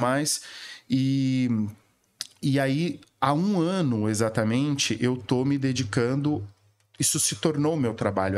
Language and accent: Portuguese; Viradouro, São Paulo, Brazil; moved away as an adult; also born or lived in Ribeirão Preto; now in São Paulo, Brazil; Eu nasci em Viradouro e, e, estudei em Ribeirão Preto. Com logo adolescente me mudei para Ribeirão Preto.